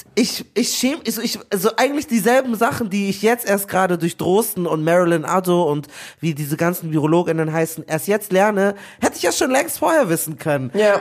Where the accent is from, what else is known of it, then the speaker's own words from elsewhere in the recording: Nigeria; ich bin auch Nigerianer